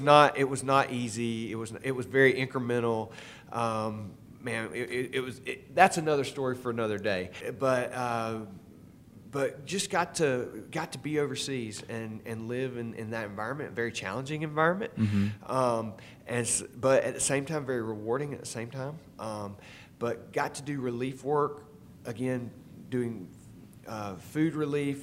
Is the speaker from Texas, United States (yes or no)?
no; Statesboro, Georgia, United States; I grew up here in Statesboro